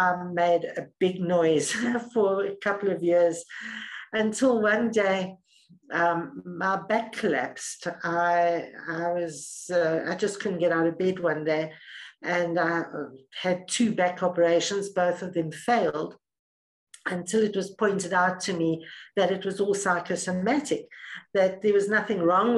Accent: South Africa; also born or lived in Middle East; So I'm South African, born and bred in South Africa, lived here most of my life.

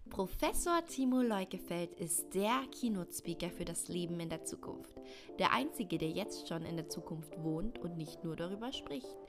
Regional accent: Austria; bei uns in Österreich

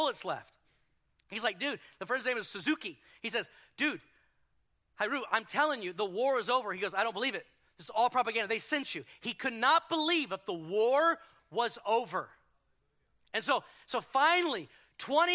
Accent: Houston, Texas, United States; moved away; in Houston and destroyed my hometown

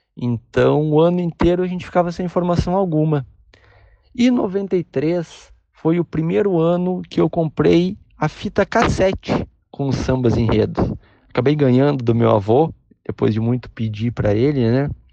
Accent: Porto Alegre, Rio Grande do Sul, Brazil; Eu sou de Porto Alegre

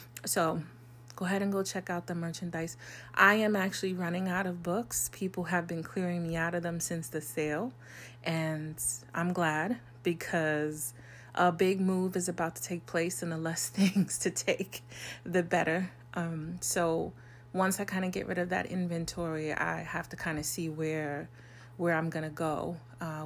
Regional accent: New York, United States; I'm a New Yorker.

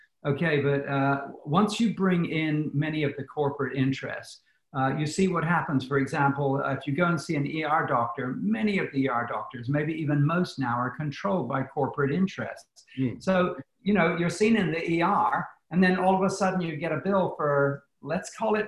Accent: United Kingdom; now in United States; Because I come from the British system, which has a socialized medical system, I understand what you see of socialism.

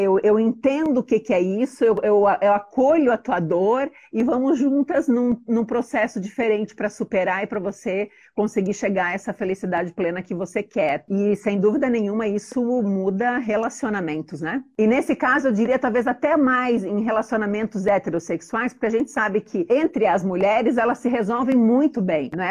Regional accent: Joinville, Santa Catarina, Brazil; eu sou de Joinville, é uma cidade alemã, conservadora, e todo mundo sempre me perguntou, né? Nossa, mas você é daqui mesmo, né? Eu falava, sim, eu sou daqui

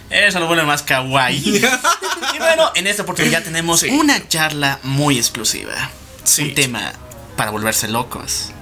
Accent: La Paz, Bolivia; no solo somos de Bolivia, sino también somos de La Paz, Bolivia

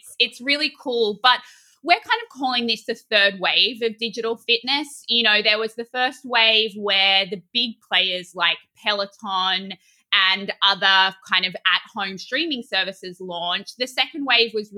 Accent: Australia; now in New York, United States; I, as an Australian

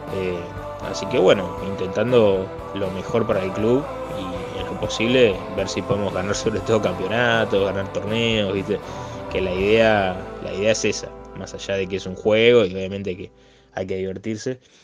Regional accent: Concordia, Entre Ríos, Argentina; soy de Concordia Entre Ríos

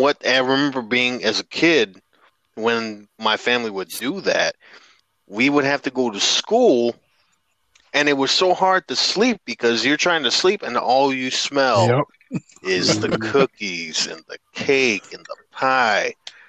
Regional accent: Chicago, Illinois, United States; moved away; also born or lived in Texas; being a city boy straight from Chicago, moving to a military city in Texas

